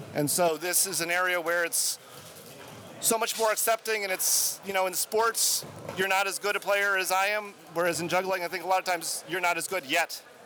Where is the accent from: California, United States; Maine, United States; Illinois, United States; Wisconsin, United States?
Wisconsin, United States; Madison; Madison, Wisconsin